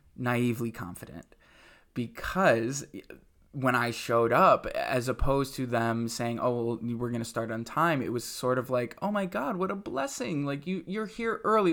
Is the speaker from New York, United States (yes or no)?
yes; Webster, New York, United States; also born or lived in Buffalo, New York; now in New York City, United States; I'm from Rochester, New York. I'm actually from, well, really a, a suburb outside of Rochester, New York called